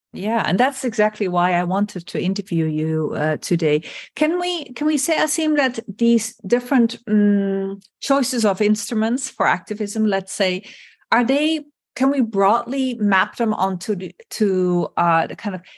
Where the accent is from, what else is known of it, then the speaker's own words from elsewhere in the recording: Netherlands; like in my home country, the Netherlands.